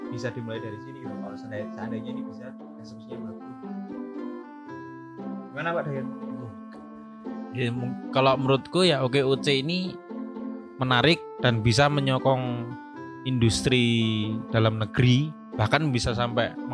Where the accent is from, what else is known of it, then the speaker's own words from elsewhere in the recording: Jakarta, Indonesia; Oke, okay, saya orang Jakarta, jadi saya bosen dengan kata-kata itu sebenarnya.